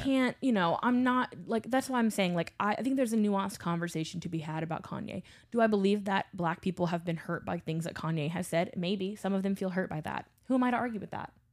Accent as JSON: {"language": "English", "town": "Baton Rouge", "region": "Louisiana", "country": "United States", "tie": "born or raised there", "also_born_or_lived": "New Orleans", "said": "I grew up in Baton Rouge, Louisiana. I grew up in suburbia"}